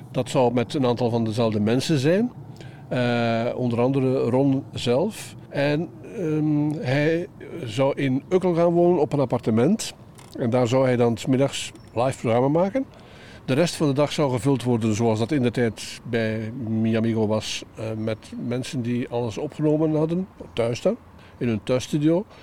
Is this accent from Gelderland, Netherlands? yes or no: no; Katwijk, South Holland, Netherlands